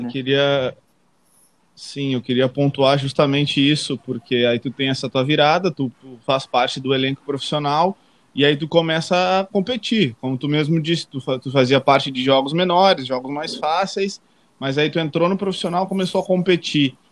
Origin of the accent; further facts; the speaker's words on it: Uruguaiana, Rio Grande do Sul, Brazil; moved away; tô em Uruguaiana, no interior do Rio Grande do Sul, na minha cidade natal